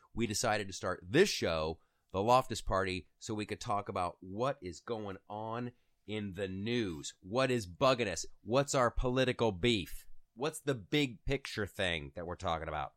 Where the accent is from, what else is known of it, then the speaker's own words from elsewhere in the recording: Ohio, United States; I'm from Ohio